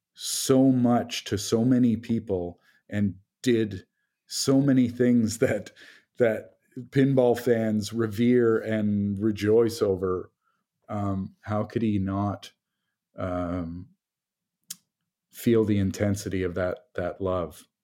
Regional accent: Toronto, Ontario, Canada; I'm from Toronto

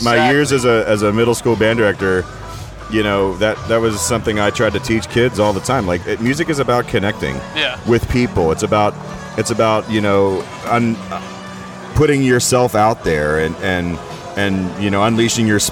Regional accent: Pittsburgh, Pennsylvania, United States; I grew up in Pittsburgh, man, and my dad was a steel worker

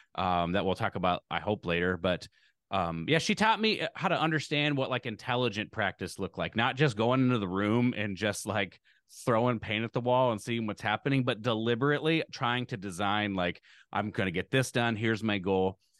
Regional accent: Lincoln, Nebraska, United States; I grew up in Lincoln, Nebraska

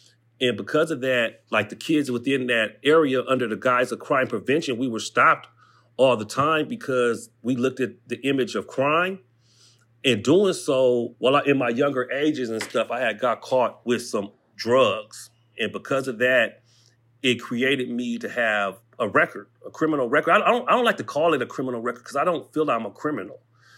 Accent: Pomona, California, United States; I grew up all over the place. I kind of moved around, but I'll say that I'm from Pomona. You know what I mean? That's the city I represent.

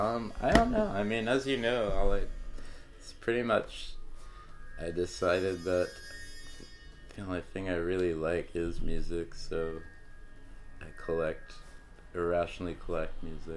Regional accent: Sarasota, Florida, United States; I am from Sarasota, Florida. My parents still live in the very house I've lived in my whole life.

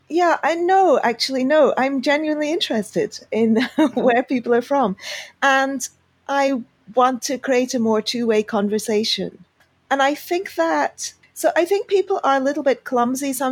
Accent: Pakistan; also born or lived in United Kingdom; now in Argentina; I am a double immigrant, I guess. So I immigrated from Pakistan to the UK, and now I live in Argentina.

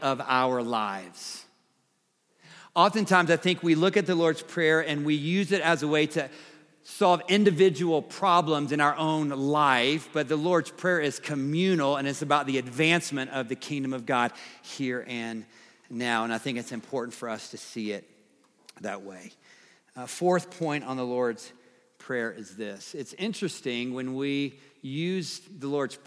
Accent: the South, United States; I'm from the South

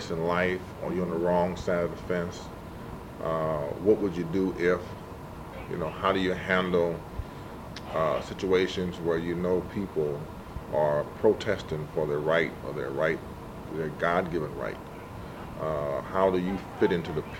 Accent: St. Louis, Missouri, United States; I was born and raised in St. Louis

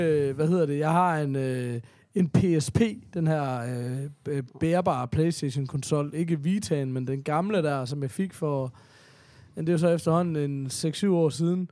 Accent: Horsens, Central Denmark Region, Denmark; i Horsens, hvor jeg kommer fra

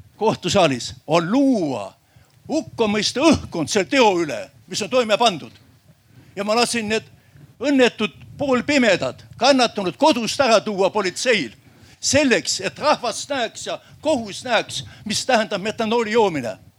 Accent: Järva County, Estonia; ma olen järvamaalane

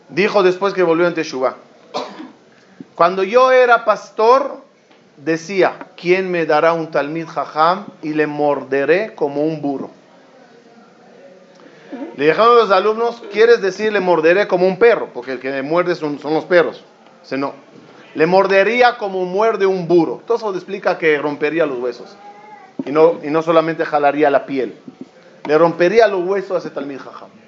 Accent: Ashdod, Southern District, Israel; Yo me acuerdo cuando éramos niños, en mi época en Ashdod no había colegio religioso, éramos el único colegio religioso.

